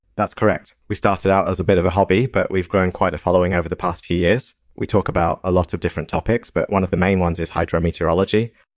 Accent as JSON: {"language": "English", "region": "Pacific Northwest", "country": "United States", "tie": "born or raised there", "said": "I grew up in the Pacific Northwest, and there's a lot of rain and fog up there."}